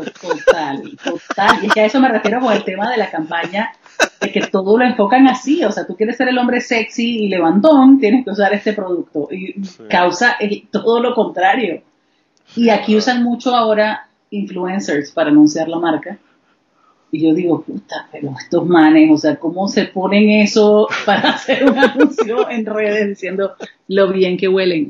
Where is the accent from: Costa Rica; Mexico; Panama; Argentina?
Panama; moved away; also born or lived in Nicaragua; yo soy panameña